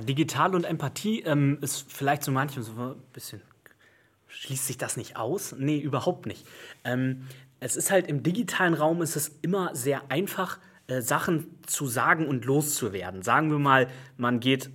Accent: Hamburg, Germany; Ich bin im, im, im Rand von Hamburg aufgewachsen, in Bergstedt

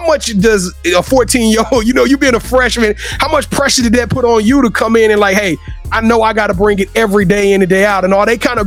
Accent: Louisiana, United States; I'm from Louisiana.

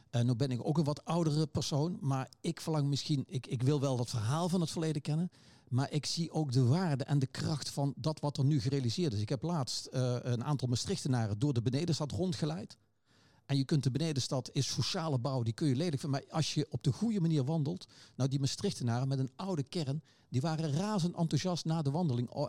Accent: Nijmegen, Gelderland, Netherlands; nu ben ik natuurlijk als geboren Nijmegenaar ook geen 18 meer

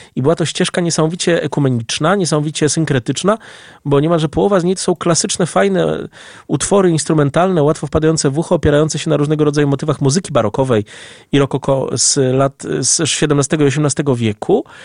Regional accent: Lublin, Lublin Voivodeship, Poland; Jako dumny lublinianin

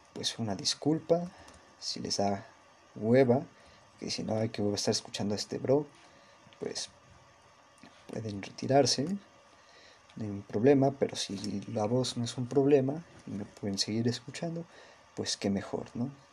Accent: Mexico City, Mexico; Soy mexicano, soy de México, de la ciudad

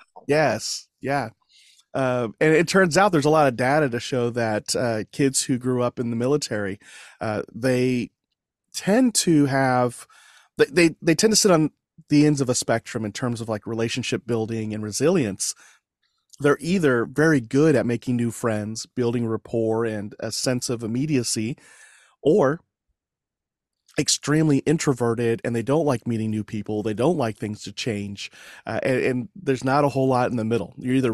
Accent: Fort Sill, Oklahoma, United States; born there; My dad was in the Army, military policeman, and I was born in Fort Sill, Oklahoma.

